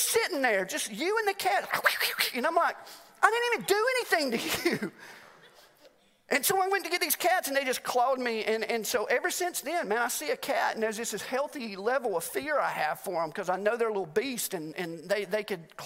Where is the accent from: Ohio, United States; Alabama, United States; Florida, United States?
Alabama, United States; now in Mt. Juliet, United States; I am from Alabama